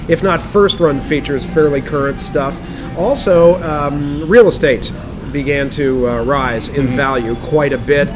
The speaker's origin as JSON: {"language": "English", "town": "Leechburg", "region": "Pennsylvania", "country": "United States", "tie": "born or raised there", "said": "Where I grew up in Leechburg"}